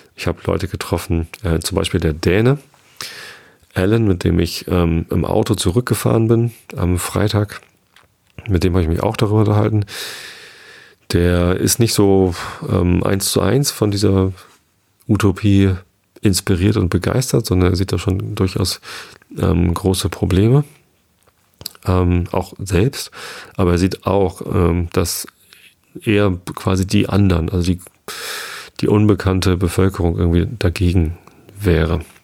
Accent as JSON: {"language": "German", "area": "Hamburg area", "region": "Lower Saxony", "country": "Germany", "tie": "born or raised there", "lives_now": "Lower Saxony, Germany", "said": "bin in Hamburg geboren. Ich bin zwar hier am Speckgürtel von Hamburg, südlich von Hamburg aufgewachsen."}